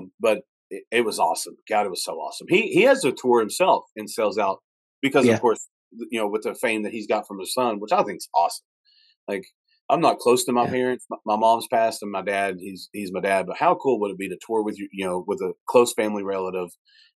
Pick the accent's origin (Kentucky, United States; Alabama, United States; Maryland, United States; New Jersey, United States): Kentucky, United States; also born or lived in Huntington/Charleston area, West Virginia; now in West Virginia, United States; I'm from Kentucky